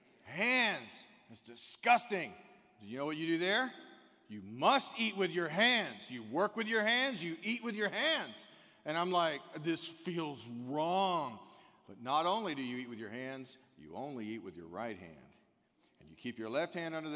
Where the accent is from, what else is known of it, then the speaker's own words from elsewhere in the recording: United States; as an American